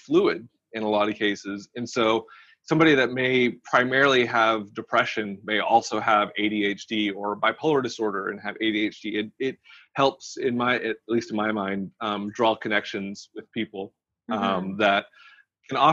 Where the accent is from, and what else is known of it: Arkansas, United States; born or raised there